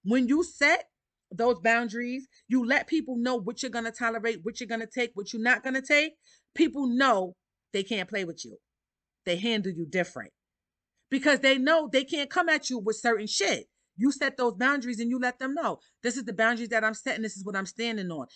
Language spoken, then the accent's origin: English; New York City, New York, United States; I grew up in Harlem, Harlem, New York. I'm a New Yorker at heart.